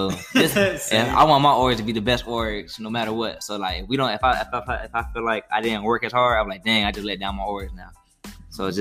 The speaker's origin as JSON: {"language": "English", "town": "Orlando", "region": "Florida", "country": "United States", "tie": "born or raised there", "said": "we're 2.5-3 hours away from my hometown, from Orlando"}